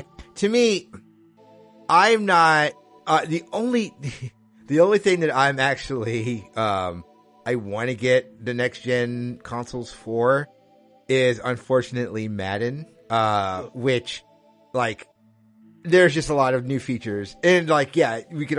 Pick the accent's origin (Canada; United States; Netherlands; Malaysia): Netherlands; I'm saying that as someone who I grew up in Holland. Holland is beautiful this time of year.